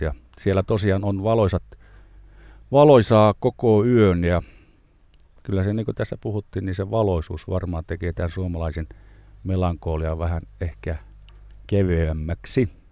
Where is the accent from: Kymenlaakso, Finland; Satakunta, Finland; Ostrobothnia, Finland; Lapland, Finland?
Lapland, Finland; Rovaniemi; Me olemme kumpikin Rovaniemeltä kotoisin.